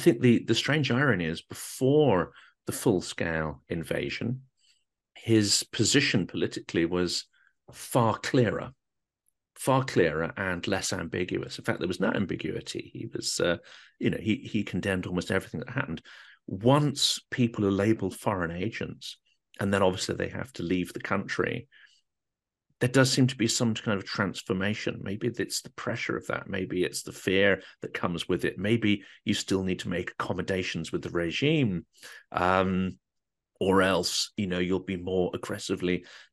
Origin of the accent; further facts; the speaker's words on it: United Kingdom; I'm from Britain